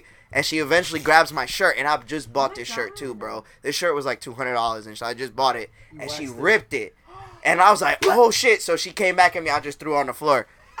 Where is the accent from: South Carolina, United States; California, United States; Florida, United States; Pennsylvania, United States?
Florida, United States; Orlando; We're all from Orlando